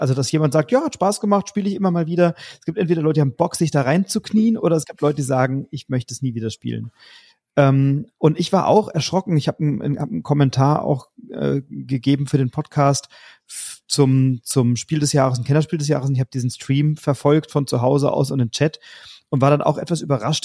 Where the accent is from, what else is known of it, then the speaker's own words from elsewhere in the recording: Germany; bei uns in Deutschland